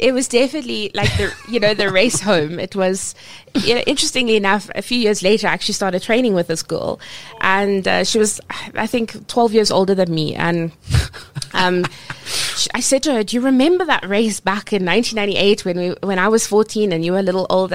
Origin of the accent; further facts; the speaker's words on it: Cape Town, Western Cape, South Africa; growing up in Cape Town. Um, I swam for province